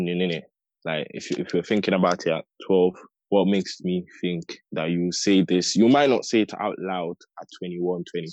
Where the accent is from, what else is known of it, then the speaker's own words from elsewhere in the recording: Italy; now in United Kingdom; I grew up in Italy, then I came over here